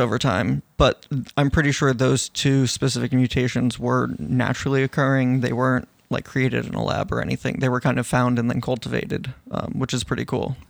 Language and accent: English; New York, United States; growing up in New York and, uh, in the Northeast